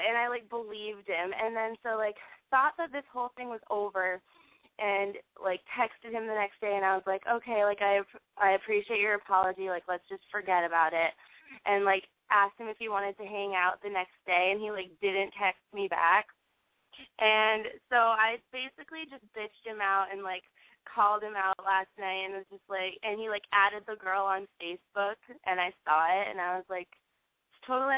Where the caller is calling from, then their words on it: Portland, Maine, United States; I'm 21, and I'm calling from Portland, Maine.